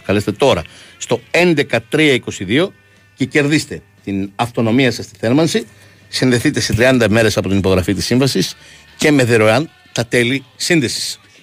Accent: Vyronas, Attica, Greece; Εγώ είμαι από το Βύρο

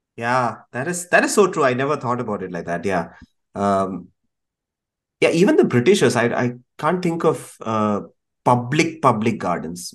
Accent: Thiruvananthapuram, Kerala, India; moved away; I grew up in Trivandrum for a bit

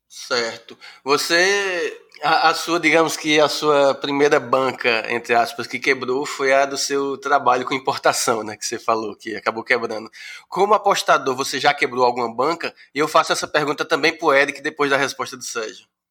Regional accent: Pesqueira, Pernambuco, Brazil; now in Recife, Brazil; eu sou do interior de Pernambuco, né? eu, eu moro no Recife há desde os anos 80, mas eu vou sempre ao interior, à minha cidade, que é Pesqueira

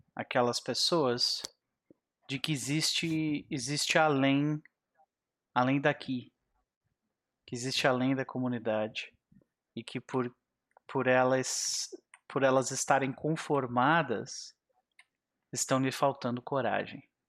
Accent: South Region, Brazil; eu sou do Sul

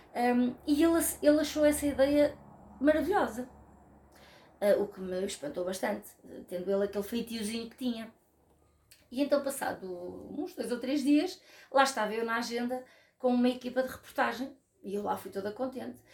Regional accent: Rio de Mel, Centro, Portugal; moved away; also born or lived in Lisbon / Porto; sou de Rio de Mel, porque foi lá que eu fui feita e foi lá que eu nasci

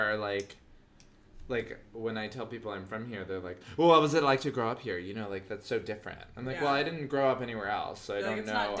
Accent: Los Angeles, California, United States; Like, I grew up in LA in the 90s.

